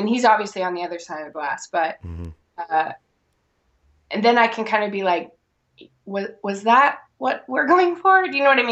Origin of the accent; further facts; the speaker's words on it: Alaska, United States; my hometown